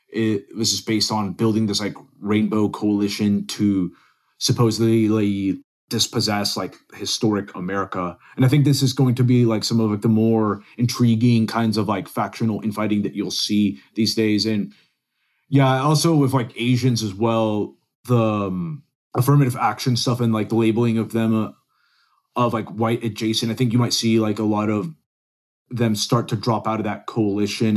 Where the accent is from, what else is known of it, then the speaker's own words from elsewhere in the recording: Dallas, Texas, United States; also born or lived in Venezuela / Silver Spring, Maryland; I grew up in North Dallas